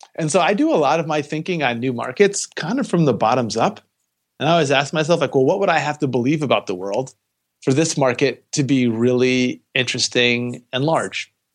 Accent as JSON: {"language": "English", "town": "Detroit", "region": "Michigan", "country": "United States", "also_born_or_lived": "California", "moved": "as an adult", "said": "I am originally from Detroit, Michigan. I moved out to California to go to school at Stanford"}